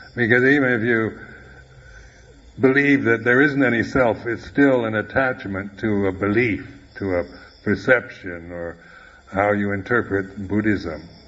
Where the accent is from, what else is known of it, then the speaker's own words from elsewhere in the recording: United States; moved away; also born or lived in Thailand; I'm an American